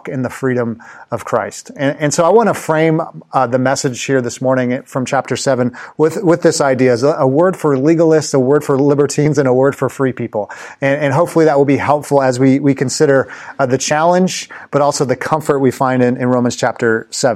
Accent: Los Angeles, California, United States; I used to go to Los Angeles Clippers games when I grew up in Los Angeles with my dad.

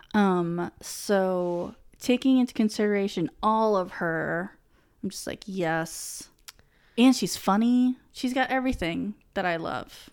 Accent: New England, United States; I had just always grown up in New England

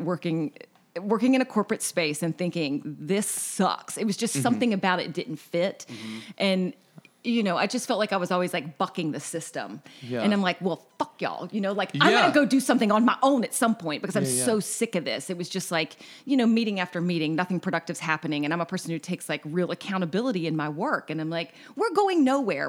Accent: Hickory, North Carolina, United States; now in Charleston, United States; I grew up in Hickory, North Carolina

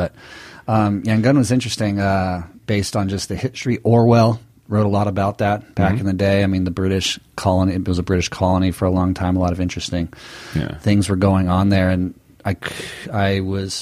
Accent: United States; as an American

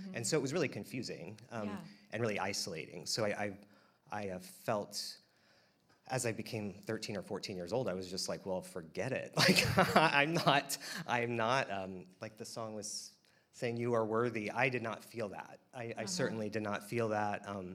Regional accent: Wichita, Kansas, United States; I was born and raised in Wichita, Kansas

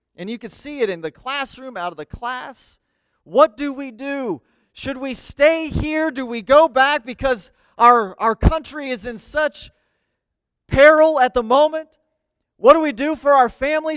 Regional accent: United States; I love being an American

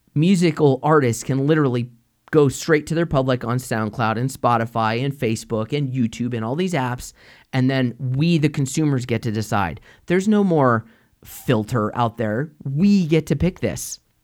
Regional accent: United States; as an American

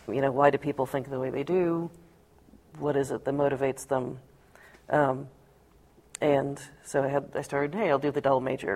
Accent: Seattle, Washington, United States; We grew up in Seattle

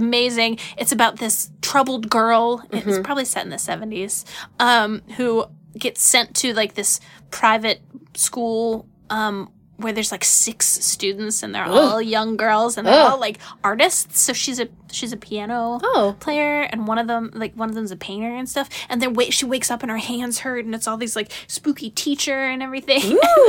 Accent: Ohio, United States; moved away; also born or lived in Texas; No, I'm from Ohio.

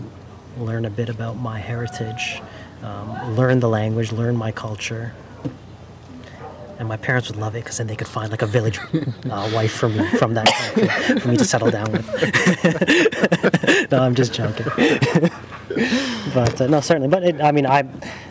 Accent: Toronto, Ontario, Canada; moved away as an adult; also born or lived in London, United Kingdom; So I was born in the UK, but I grew up my entire life in Canada

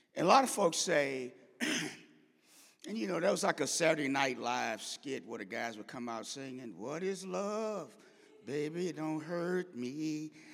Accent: St. Louis, Missouri, United States; I grew up in Saint Louis

